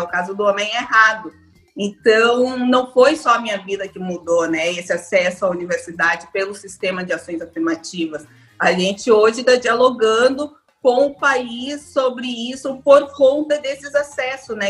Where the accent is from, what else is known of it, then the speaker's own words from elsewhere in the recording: Rio Grande do Sul, Brazil; moved away as an adult; now in Salvador, Brazil; Eu sou gaúcha, mas eu moro em Salvador já há 10 anos